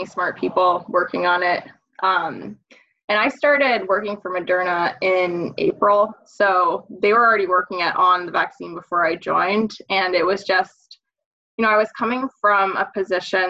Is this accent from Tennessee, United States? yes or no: no; Maine, United States; moved away as an adult; also born or lived in South Carolina / upstate New York; now in Massachusetts, United States; So I'm from Maine originally